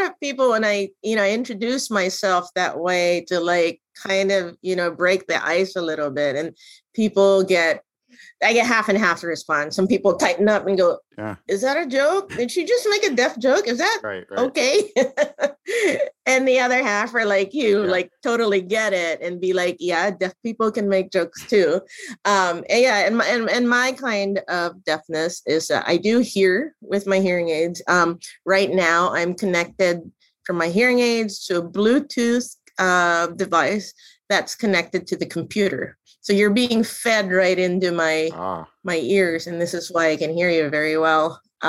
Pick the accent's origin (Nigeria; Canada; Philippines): Philippines; Manila, Metro Manila; moved away as an adult; now in Pittsburgh, United States; I consider myself a Pittsburgher. I moved to Pittsburgh from Manila, Philippines, back in 1992. So I've lived in Pittsburgh for 30 years with the intention of going to Pitt.